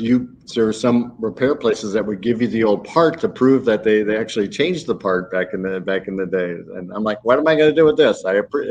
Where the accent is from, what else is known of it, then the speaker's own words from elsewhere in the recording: the Midwest, Illinois, United States; now in Naples, United States; I'm originally from the Midwest and up by Chicago